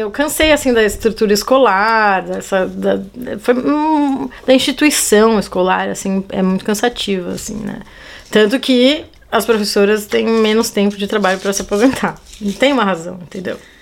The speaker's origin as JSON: {"language": "Portuguese", "region": "São Paulo", "country": "Brazil", "also_born_or_lived": "Portugal", "moved": "as an adult", "said": "eu sou de São Paulo"}